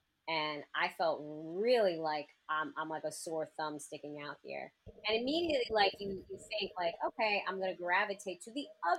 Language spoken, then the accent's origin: English; New York City, New York, United States; I was raised, I grew up in Queens, like Kingery Heights.